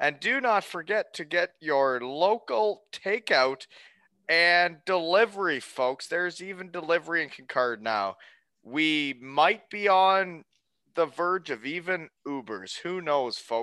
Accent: Elmira, Ontario, Canada; moved away as an adult; also born or lived in Germany / Wales; now in Kincardine, Canada; when I grew up in Elmira

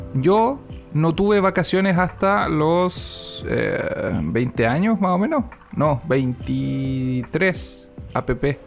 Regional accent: Chile

